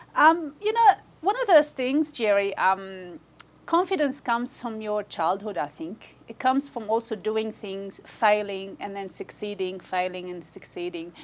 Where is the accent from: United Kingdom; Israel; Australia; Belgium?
Australia; we've never had any other passport except an Australian passport. So we are Australian first and foremost